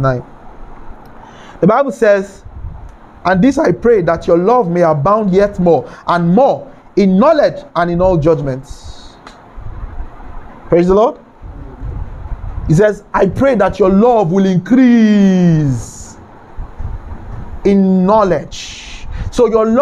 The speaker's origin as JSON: {"language": "English", "town": "Kano", "region": "Kano State", "country": "Nigeria", "tie": "born or raised there", "said": "I grew up in Kano, by the way. I was born there and I grew up there."}